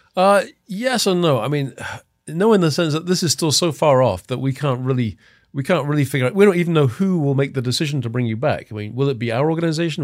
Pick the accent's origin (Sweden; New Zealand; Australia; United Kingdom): United Kingdom; England; moved away as an adult; also born or lived in Los Angeles; now in United States; I'm from England. Um, I've been in the States since nineteen eighty-seven.